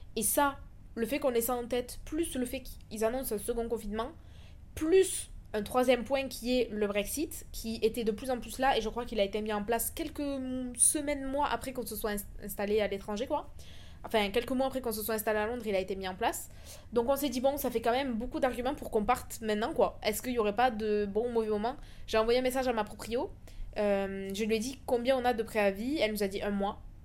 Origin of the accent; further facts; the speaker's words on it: France; moved away as an adult; also born or lived in Toulouse; now in Dubai, United Arab Emirates; Ça fait maintenant trois ans que j'ai quitté la France